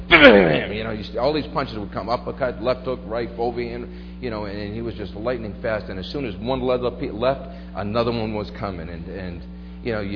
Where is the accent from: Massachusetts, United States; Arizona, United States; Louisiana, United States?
Massachusetts, United States; Brockton; I grew up in a little section of Brockton called the Village